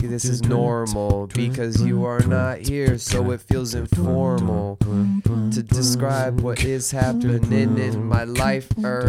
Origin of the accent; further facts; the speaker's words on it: Utah, United States; I'm from Utah.